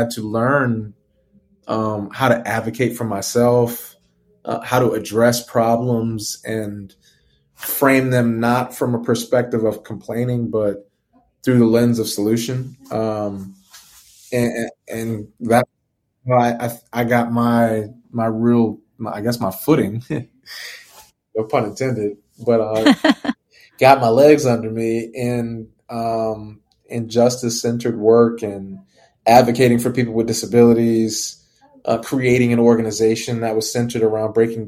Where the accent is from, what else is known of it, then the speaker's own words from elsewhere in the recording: New Orleans, Louisiana, United States; growing up in New Orleans